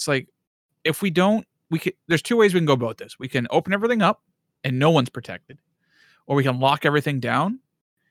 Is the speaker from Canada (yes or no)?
yes; Bobcaygeon, Ontario, Canada; moved away; also born or lived in Thunder Bay; a care home in Bob Cage in my hometown